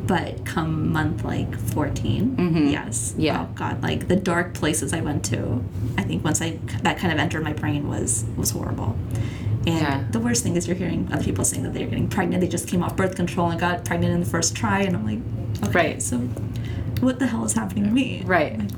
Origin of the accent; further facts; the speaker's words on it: India; I mean, so I'm I'm Indian, mm-hmm. and uh, I'm sure if any of your listeners are Indian as well